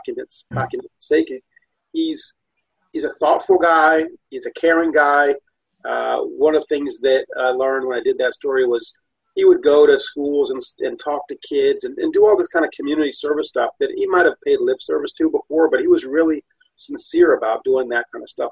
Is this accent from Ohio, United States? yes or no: yes; Ohio, United States; since I was a kid growing up in Ohio